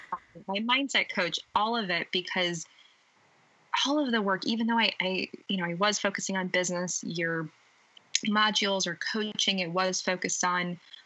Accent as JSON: {"language": "English", "country": "United States", "tie": "born or raised there", "said": "born and raised in the United States"}